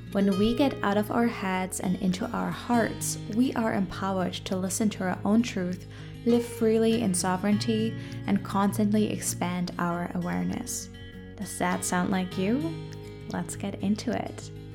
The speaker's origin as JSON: {"language": "English", "country": "Germany", "tie": "born or raised there", "moved": "as an adult", "lives_now": "Victoria, Canada", "said": "I grew up in Germany"}